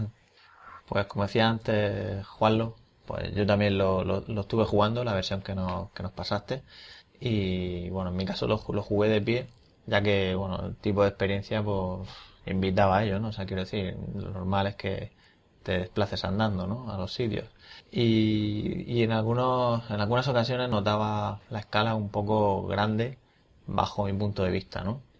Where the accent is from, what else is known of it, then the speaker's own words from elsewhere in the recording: Region of Murcia, Spain; como murcianos que sois y somos